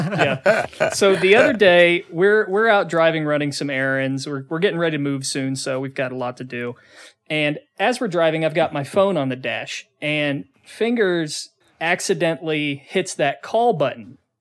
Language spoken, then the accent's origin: English; Newark, Ohio, United States; I was born in Newark, Ohio